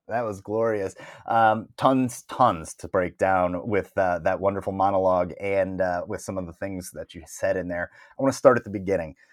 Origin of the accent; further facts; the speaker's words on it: Toledo, Ohio, United States; moved away; I moved away from Toledo, Ohio, where I grew up